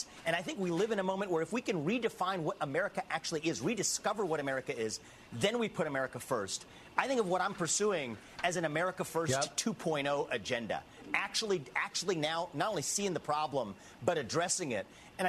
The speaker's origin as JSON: {"language": "English", "region": "Ohio", "country": "United States", "said": "I applaud President Trump for going to my home state today."}